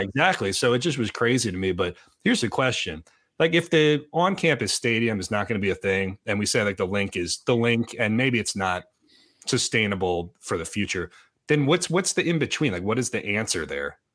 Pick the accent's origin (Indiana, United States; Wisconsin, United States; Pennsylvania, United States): Pennsylvania, United States; Boyertown; I claim Berks County even though I'm not from Berks County because technically but the Boyer Town High School